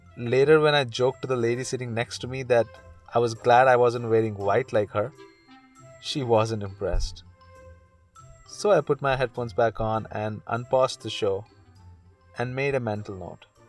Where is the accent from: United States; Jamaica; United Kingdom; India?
India; moved away as an adult; now in Canada; I'm from India.